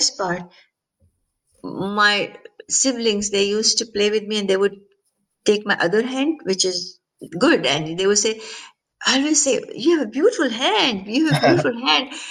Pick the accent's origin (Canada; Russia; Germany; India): India; also born or lived in Pennsylvania; now in California, United States; I was born in India.